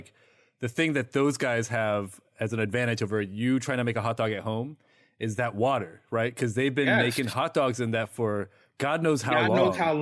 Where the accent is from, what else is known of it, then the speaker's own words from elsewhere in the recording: Midwest, United States; now in New York City, United States; I grew up in the Midwest